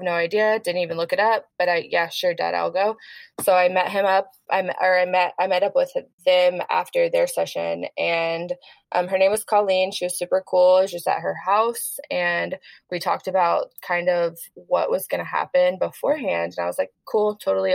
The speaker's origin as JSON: {"language": "English", "town": "Texarkana", "region": "Texas", "country": "United States", "tie": "born or raised there", "moved": "yes", "said": "I literally went to my hometown to hang out with my dad, and we live in a small town, Texarkana, Texas"}